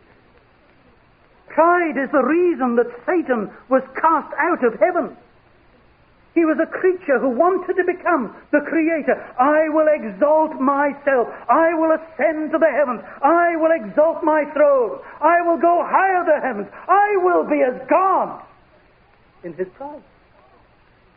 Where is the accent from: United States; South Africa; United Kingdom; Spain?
United Kingdom; we are British